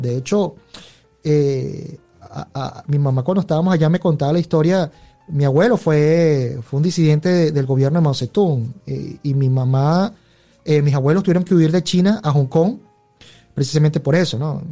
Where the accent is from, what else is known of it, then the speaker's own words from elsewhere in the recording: Venezuela; yo me crié muy a lo venezolano